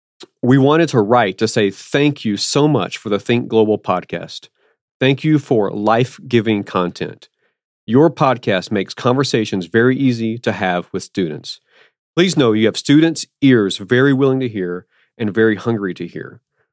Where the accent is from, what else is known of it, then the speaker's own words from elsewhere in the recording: Alabama, United States; I'm from Alabama, not Birmingham, but I'm from Alabama. Originally.